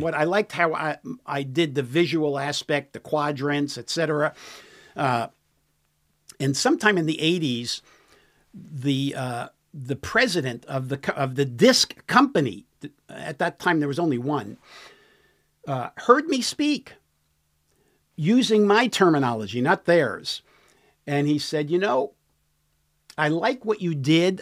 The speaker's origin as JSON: {"language": "English", "town": "New York City", "region": "New York", "country": "United States", "tie": "born or raised there", "moved": "yes", "lives_now": "San Diego, United States", "said": "New York City is my, is where I was born and raised, in the city"}